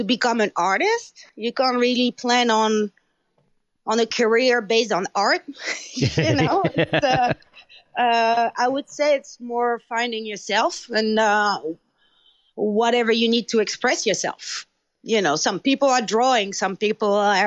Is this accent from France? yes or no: yes; France; English is a second language; moved away as an adult; my hometown that I knew, you know, very small hometown in France